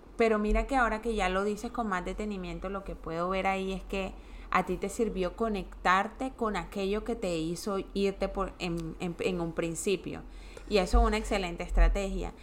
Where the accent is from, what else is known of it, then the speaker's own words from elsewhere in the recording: Colombia; moved away as an adult; yo me fui de Colombia cuando tenía 29 años